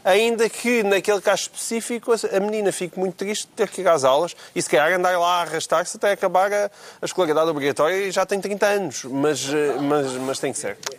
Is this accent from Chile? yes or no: no; Portalegre, Alentejo, Portugal; Porto Alegre, que é a minha terra